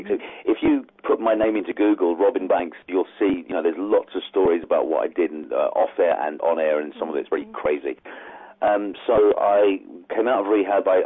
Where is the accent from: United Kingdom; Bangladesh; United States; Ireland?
Ireland; I'm, I'm from Ireland, not that you could tell from my accent